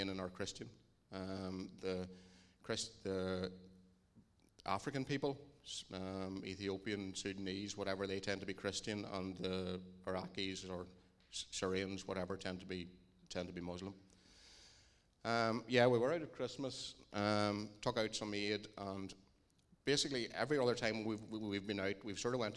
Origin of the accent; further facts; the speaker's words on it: Dungannon, Northern Ireland, United Kingdom; we're from Dungannon